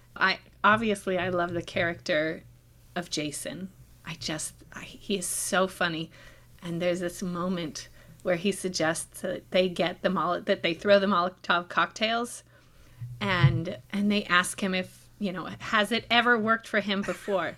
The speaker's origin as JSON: {"language": "English", "country": "Israel", "tie": "born or raised there", "said": "I was born in Israel"}